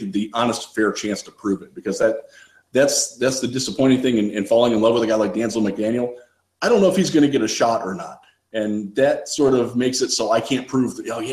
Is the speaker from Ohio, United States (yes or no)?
yes; Cleveland, Ohio, United States; also born or lived in Richmond, Virginia; now in West Michigan, United States; growing up in Cleveland